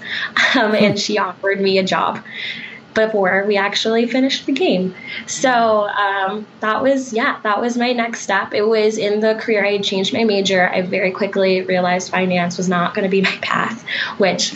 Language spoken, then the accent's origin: English; Colorado, United States; also born or lived in Texas; I'm actually originally from Colorado. I'm a Colorado native and was an out-of-state student